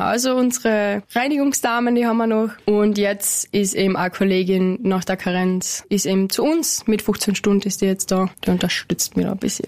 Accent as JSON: {"language": "German", "town": "Flattach", "region": "Carinthia", "country": "Austria", "tie": "born or raised there", "said": "in der Fragand oben, also mein Heimatort"}